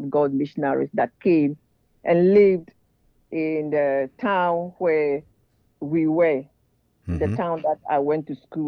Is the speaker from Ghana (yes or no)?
yes; Ghana; also born or lived in northern region, Ghana; now in Fayetteville, United States; I was born in Ghana, West Africa. I was born into a Christian family.